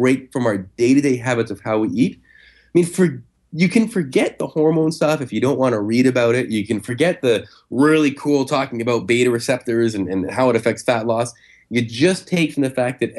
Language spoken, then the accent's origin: English; Canada; I'm Canadian